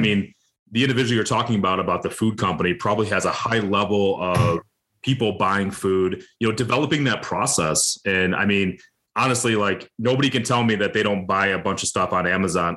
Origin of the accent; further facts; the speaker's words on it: Detroit, Michigan, United States; I'm from Detroit, Michigan suburb, you know, so big motor city